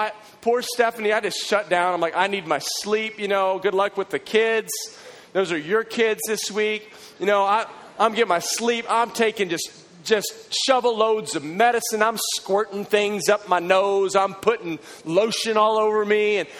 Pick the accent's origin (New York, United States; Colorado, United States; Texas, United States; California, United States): Texas, United States; now in Waco, United States; And I don't talk in an accent, you know, even though I'm from Texas, no one ever says you have an accent